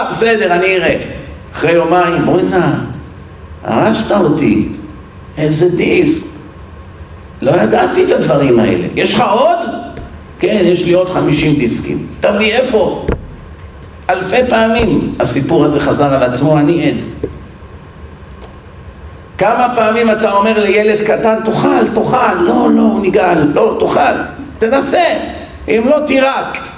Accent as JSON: {"language": "Hebrew", "town": "Bat Yam", "region": "Tel Aviv District", "country": "Israel", "tie": "born or raised there", "said": "אני גדלתי בבת ים, ים"}